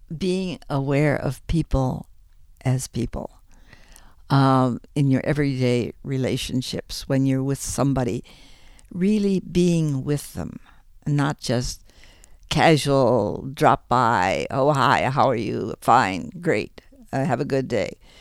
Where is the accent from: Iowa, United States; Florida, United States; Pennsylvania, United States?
Iowa, United States; Ames; also born or lived in Chicago, Illinois; I was born in Chicago, but at the age of five, my family moved to the middle of Iowa, and um, as such, I grew up most of my life in Ames, Iowa.